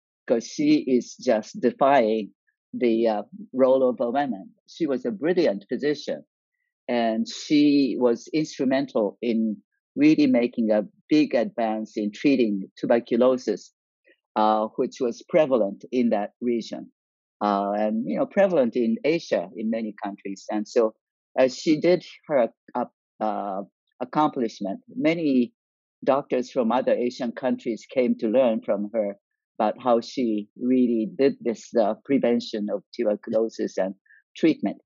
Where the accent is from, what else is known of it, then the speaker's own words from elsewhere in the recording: Niigata, Japan; moved away as an adult; now in United States; I grew up in Japan